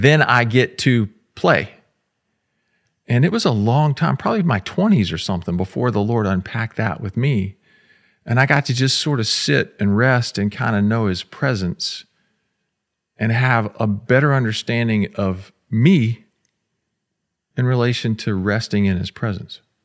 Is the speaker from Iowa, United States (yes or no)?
no; Florida, United States; I grew up in Florida